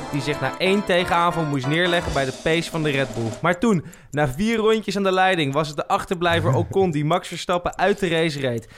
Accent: Netherlands

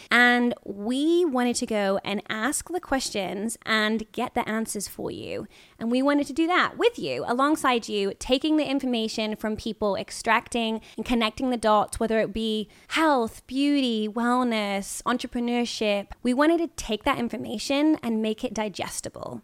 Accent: United Kingdom; moved away as an adult; now in Los Angeles, United States; I'm British

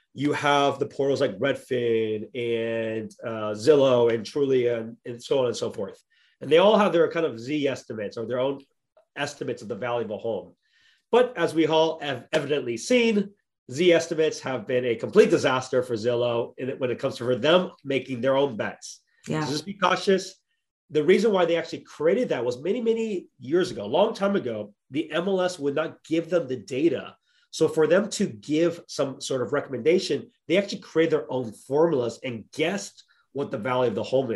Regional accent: Bay Area, California, United States; I'm born and raised in the Bay Area

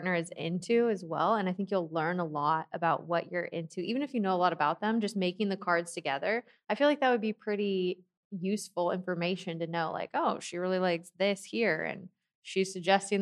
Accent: Seattle, Washington, United States; moved away; I'm from Seattle, and in Seattle we have Dick's.

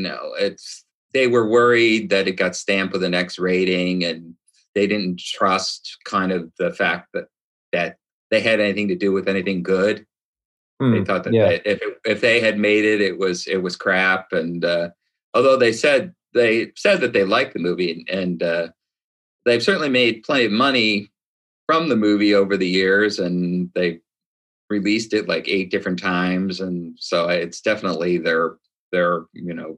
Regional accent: Chicago, Illinois, United States; also born or lived in Venice, California / New York City; now in Long Beach, United States; Born and raised in Chi-Town

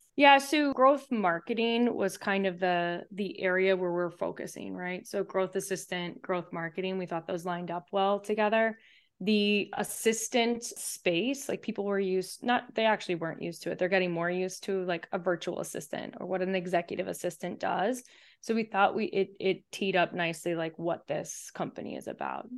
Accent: St. Louis, Missouri, United States; moved away as an adult; also born or lived in Chapel Hill, North Carolina; now in Chicago, United States; I grew up in Saint Louis.

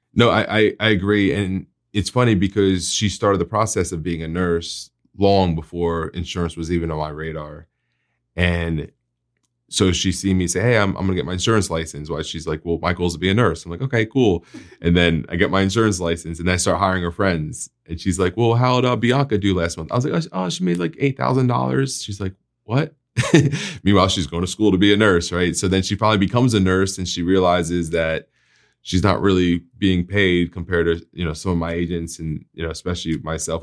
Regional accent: New Jersey, United States; moved away as an adult; now in Florida, United States; I'm, I'm from New Jersey, so I used to live in North Jersey, and when we went to the beach, we would call it, we're going to the shore

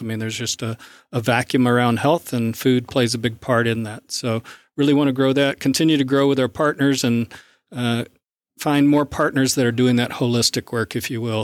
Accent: South Arkansas, United States; moved away as an adult; also born or lived in Midwest; now in East Texas, United States; I grew up in South Arkansas

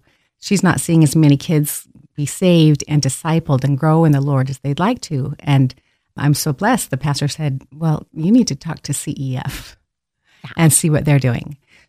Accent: Caldwell, United States; I know. And well, I grew up in Caldwell. And then moved away for 40 years.

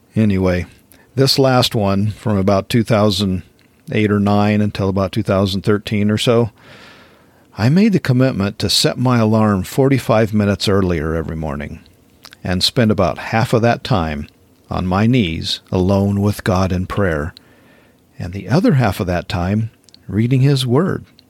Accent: Wyoming, United States; growing up in Wyoming

